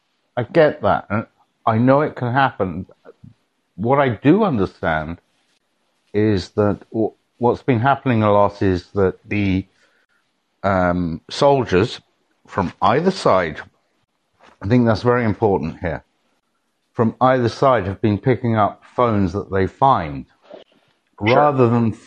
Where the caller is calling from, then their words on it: Portugal; I'm calling in from Portugal.